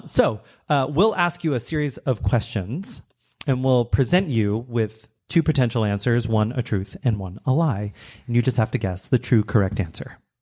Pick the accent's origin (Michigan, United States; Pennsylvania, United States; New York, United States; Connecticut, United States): New York, United States; I was from New York